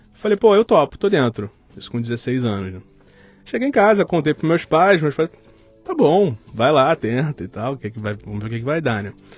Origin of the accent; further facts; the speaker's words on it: Rio de Janeiro, Brazil; accent: carioca; Sou do Rio de Janeiro